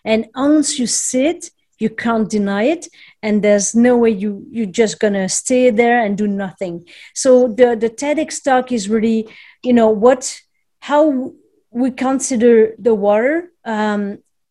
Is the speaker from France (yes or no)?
yes; France; moved away as an adult; now in Montreal, Canada; I'm originally from France. However, I emigrated here a couple of decades ago and I still live in Montreal.